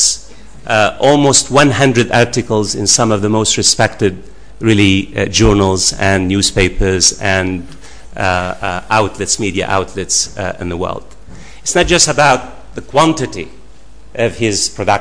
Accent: United States; I'm an American myself

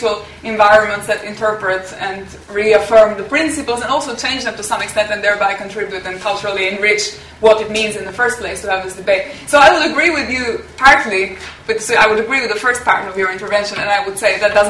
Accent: Albania; I come from Albania

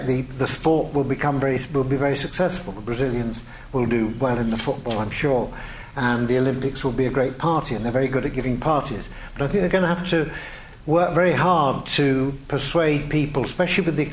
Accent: England, United Kingdom; I'm English

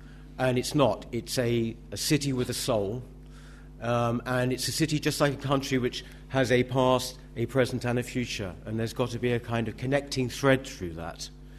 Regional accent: London, United Kingdom; I would say that as a Londoner, I will always be in London.

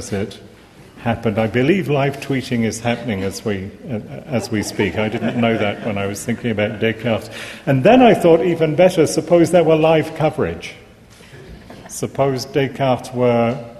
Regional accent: England, United Kingdom; accent: English; moved away; even though I haven't now lived here for many years, I am, as you hear from my accent, English.

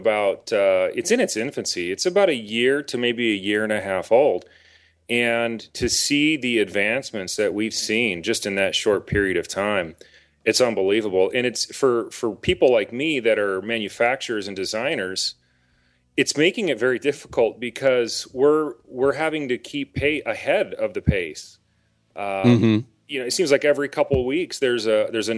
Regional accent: Alabama, United States; now in Mesa, United States; I was born in Alabama, but I'm in Arizona now

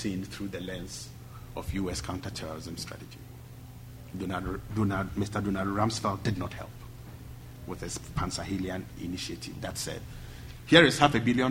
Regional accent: Ghana; I'm from Ghana

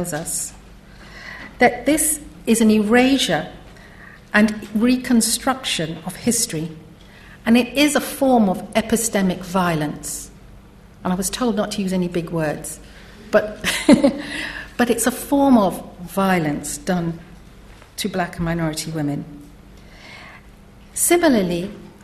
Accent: Trinidad & Tobago; moved away as an adult; now in United Kingdom; ever since I came to Britain in the 1970s as a young woman from Trinidad.

